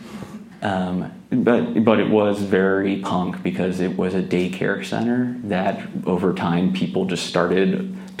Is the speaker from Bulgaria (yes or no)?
no; Gulf Coast of Florida, United States; moved away; I grew up in the Gulf Coast of Florida. You know, I'm always going to give love to 850